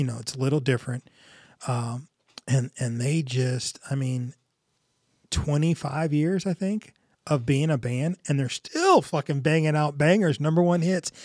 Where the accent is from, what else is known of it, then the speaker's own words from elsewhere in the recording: United States; I grew up in North County.